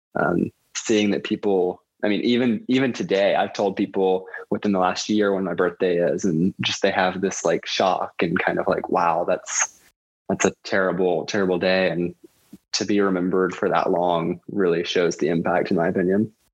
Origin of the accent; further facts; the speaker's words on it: Lumpkin County, Georgia, United States; also born or lived in Atlanta; growing up in Lumpkin County